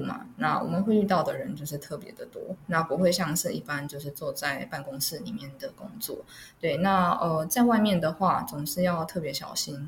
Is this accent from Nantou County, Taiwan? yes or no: no; Erlin, Changhua County, Taiwan; moved away as an adult; also born or lived in Taipei; 因为在二零嘛，所以我就是在二零国小，二零国中